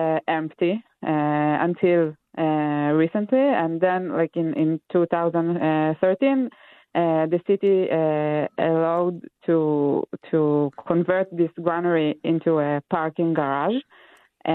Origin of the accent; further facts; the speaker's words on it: Israel; moved away; I'm from Israel originally